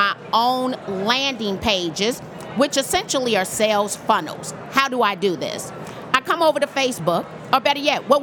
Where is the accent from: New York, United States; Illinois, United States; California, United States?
Illinois, United States; Chicago; I'm from Chicago